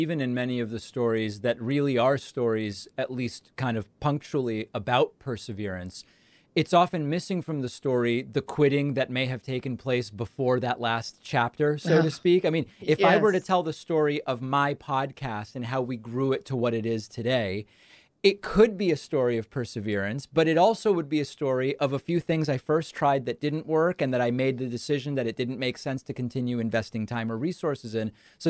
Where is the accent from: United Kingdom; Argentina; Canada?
Argentina; I'm from Argentina, and I thought there's some demand for this.